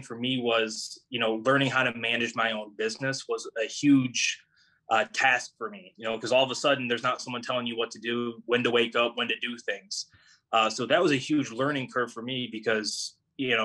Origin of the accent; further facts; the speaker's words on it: United States; I grew up on Crystal Lake